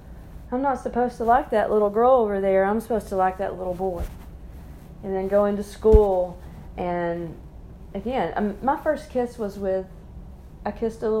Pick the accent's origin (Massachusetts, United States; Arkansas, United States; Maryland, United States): Arkansas, United States; near Sheridan; I grew up here in Arkansas in a conservative community, rural community outside of Little Rock, towards Sheridan, Arkansas.